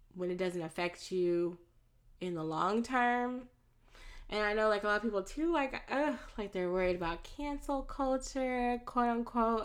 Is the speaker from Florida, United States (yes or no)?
yes; Florida, United States; moved away; also born or lived in Texas; I was born in Florida. I was not born in Texas, um, but I have lived in the South my entire life. I've only lived in Florida and um, Texas.